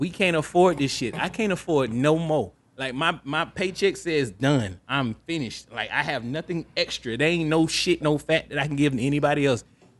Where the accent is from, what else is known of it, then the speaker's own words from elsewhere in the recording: the South, United States; I am an American, and I'm entitled to my own prejudices. This is an American, and I'm Southern. You should expect this type of attitude from me. I'm from the South.